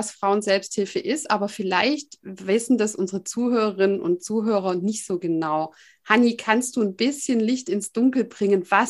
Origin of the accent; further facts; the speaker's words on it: Baden-Württemberg, Germany; accent: Swabian; Wir sind zwischen Ulm und Stuttgart im Schwabenland. Man wird es auch hören an unserem Dialekt.